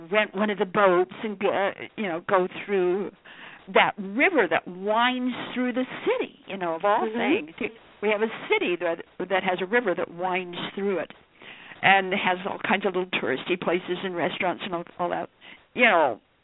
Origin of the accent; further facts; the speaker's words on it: Idaho, United States; now in Virginia, United States; I come from Idaho, so I'm basically a Westerner anyway, even though I'm living in Virginia.